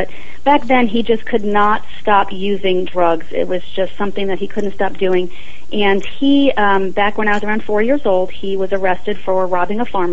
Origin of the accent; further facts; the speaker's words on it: Long Island, New York, United States; I was born in Long Island, New York